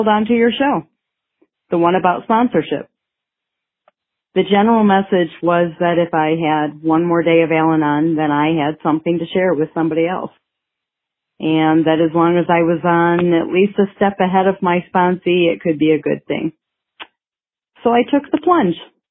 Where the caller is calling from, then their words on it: Michigan, United States; I am calling from Michigan